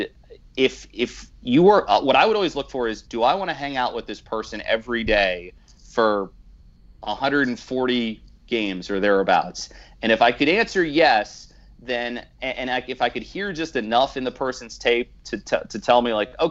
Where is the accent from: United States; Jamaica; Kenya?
United States; Philadelphia, Pennsylvania; also born or lived in Baltimore; now in Pennsylvania, United States; I grew up in Philadelphia, so I listened to Harry Callis, who was just iconic in the city